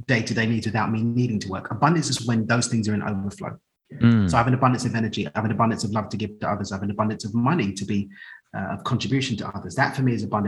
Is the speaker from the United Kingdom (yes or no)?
yes; London, United Kingdom; moved away as an adult; now in Cabo San Lucas, Mexico; So I grew up in East London, moved out to Mexico 3 years ago now.